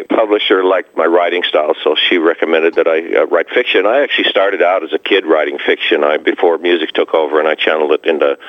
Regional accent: Australia; now in United States; I came over here from Australia in 1971, and I used to live about two blocks from where the star is now.

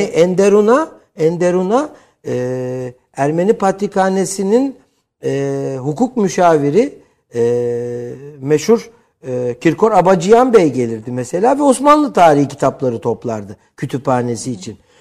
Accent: Istanbul, Turkey; Yetmişli yıllarda İstanbul Cerrahpaşa doğumluyum ki Cerrahpaşalılığı, e, özellikle, e, vurgularım.

